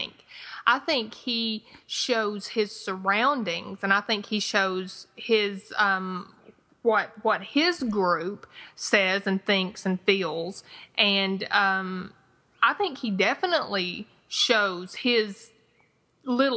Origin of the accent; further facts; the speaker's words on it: the South, United States; accent: twangy Southern; my twangy Southern accent